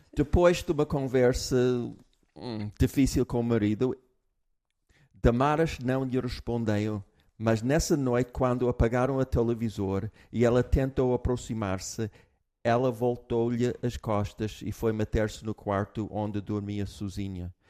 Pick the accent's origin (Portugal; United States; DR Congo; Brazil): United States; moved away; eu, como americano, eu tenho uma base americana